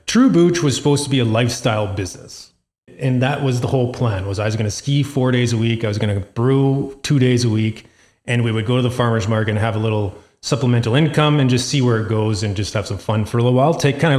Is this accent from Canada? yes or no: yes; Calgary, Alberta, Canada; We're from Sunnyside area. And so Hillhurst Sunnyside Community Center in Calgary here has a random Wednesday night farmer's market.